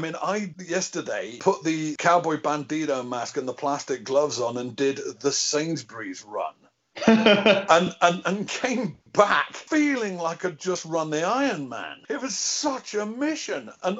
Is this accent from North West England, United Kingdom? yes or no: yes; Liverpool, North West England, United Kingdom; I grew up in Liverpool in the 70s and 80s.